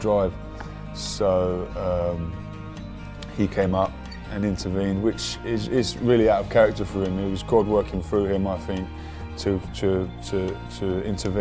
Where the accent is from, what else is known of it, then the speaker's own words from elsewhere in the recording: West Sussex, South East England, United Kingdom; I'm originally from West Sussex and grew up on a farm.